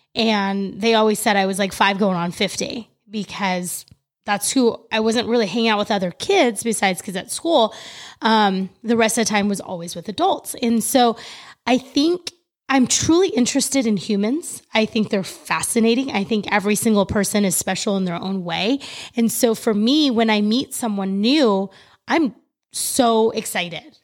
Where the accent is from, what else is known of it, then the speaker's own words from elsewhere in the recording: California, United States; moved away as an adult; now in Florida, United States; growing up in California my entire life